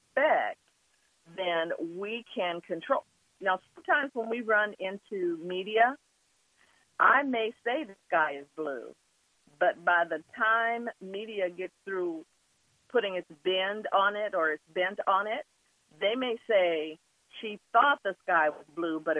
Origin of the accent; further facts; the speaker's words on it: Wichita, Kansas, United States; also born or lived in Oklahoma; I was at that age, 3 years old and growing up in Wichita